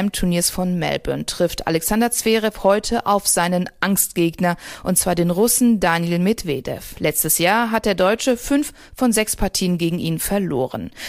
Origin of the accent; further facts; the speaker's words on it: Sweden; Ich komme aus Schweden, meine Reise war geplant.